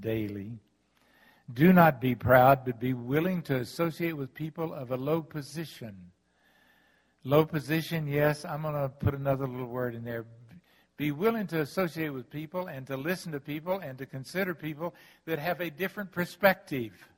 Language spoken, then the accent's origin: English; the South, United States; I'm from the South